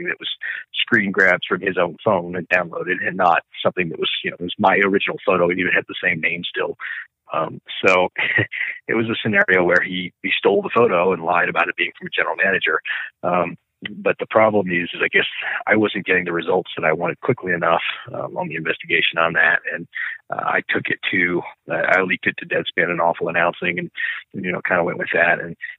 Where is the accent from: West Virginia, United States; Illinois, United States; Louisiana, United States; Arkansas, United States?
Arkansas, United States; Little Rock; also born or lived in St. Louis / Dallas / Tampa / Kansas City; now in Denver, United States; I was born in St. Louis. I grew up a large portion of my life just outside of Little Rock, Arkansas. But I've lived other places as well: Dallas, Tampa, Kansas City, Chicago.